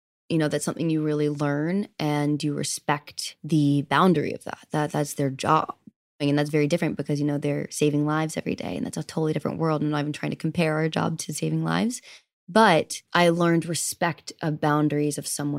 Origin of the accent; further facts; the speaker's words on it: Southern United States, United States; I grew up in the South where it means different things to different people.